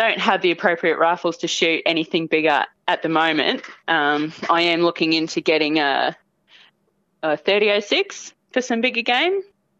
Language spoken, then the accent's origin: English; Cairns, Queensland, Australia; moved away as an adult; now in Collinsville, Australia; I am from Cairns, Queensland, but I'm currently living in Collinsville, Queensland.